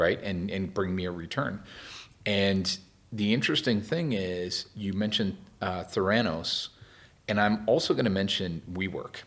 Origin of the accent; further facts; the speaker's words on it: Vancouver, British Columbia, Canada; I'm originally from Vancouver, Canada